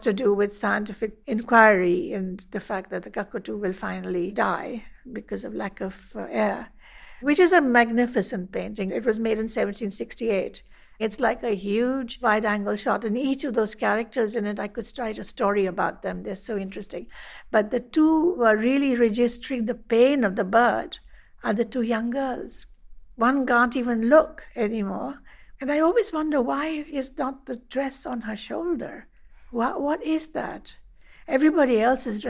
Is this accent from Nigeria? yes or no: no; India; I'm an artist from India.